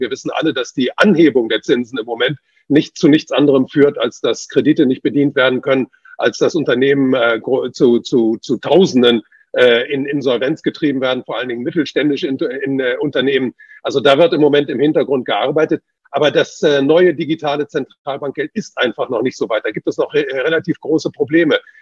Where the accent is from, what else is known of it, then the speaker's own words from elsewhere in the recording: China; moved away; ich bin ja in China geboren.